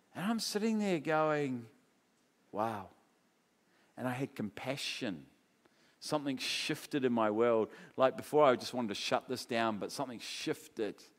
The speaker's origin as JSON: {"language": "English", "town": "Palmerston North", "region": "Manawatū-Whanganui", "country": "New Zealand", "tie": "born or raised there", "said": "Palmerston North, where I was brought up in New Zealand"}